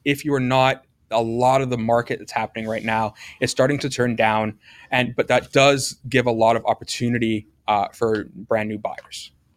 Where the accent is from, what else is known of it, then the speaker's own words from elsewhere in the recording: Hamilton, Ontario, Canada; I love Hamilton. I'm from Hamilton.